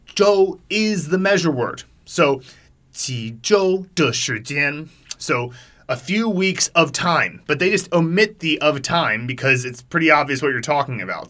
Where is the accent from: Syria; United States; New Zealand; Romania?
United States; as an American